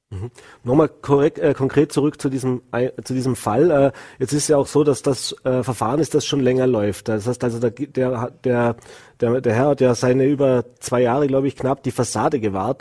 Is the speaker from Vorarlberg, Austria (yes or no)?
yes; Vorarlberg, Austria; bei uns im Ländle